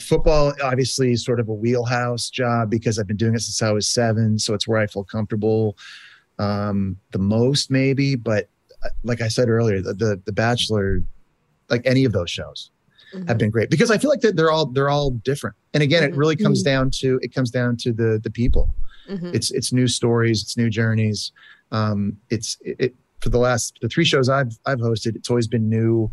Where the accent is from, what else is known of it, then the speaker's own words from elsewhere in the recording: Canada; I'm Canadian.